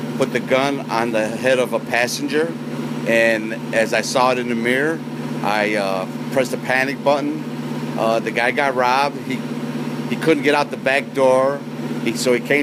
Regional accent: United States; I'm from the United States of America

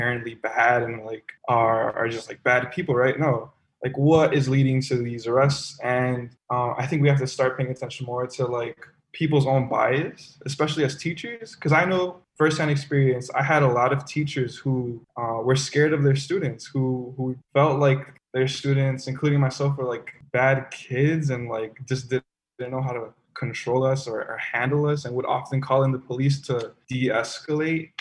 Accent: Chicago, Illinois, United States; I grew up in Pilsen and went to Juarez

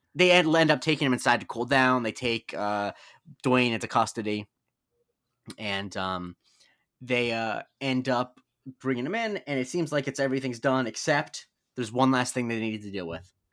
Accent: Florida, United States; I grew up in Florida

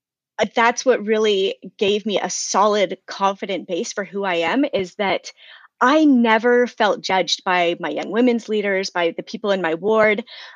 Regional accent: Idaho, United States; also born or lived in Pennsylvania / Ohio / Maryland / Virginia; So I grew up mostly in Idaho, although I have lived a handful of places. I've lived in Pennsylvania, Ohio, Maryland, Virginia, Oklahoma, Belize, Colorado, and now I'm back in Idaho.

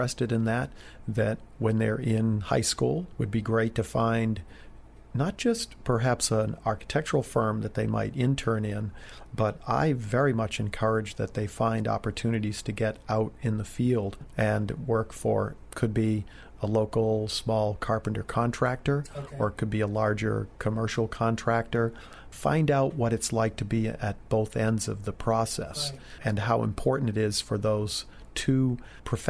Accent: New England, United States; Growing up in New England

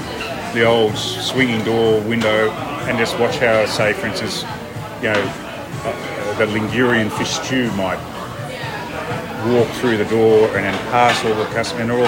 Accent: Moorabbin, Victoria, Australia; also born or lived in Port Lincoln, South Australia / Bendigo / England; I grew up in Moorabbin

